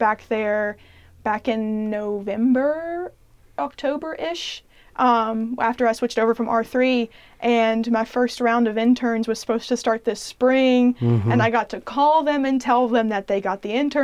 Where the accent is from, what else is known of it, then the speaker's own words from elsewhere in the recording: Frankfort, Kentucky, United States; I grew up in Frankfort